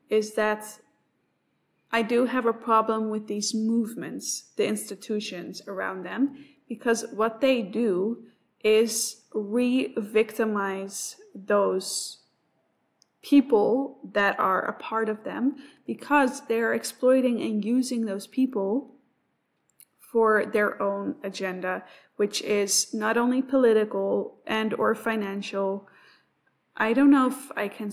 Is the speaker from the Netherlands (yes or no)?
yes; Netherlands; moved away as an adult; now in Australia; I am also new to this country. I come from the Netherlands